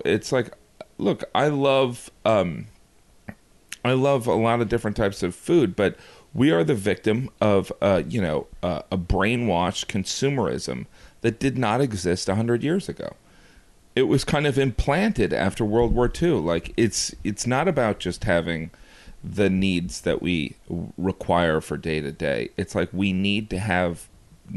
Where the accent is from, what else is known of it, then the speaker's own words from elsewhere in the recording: Indiana, United States; growing up in Indiana, I worked in a grocery store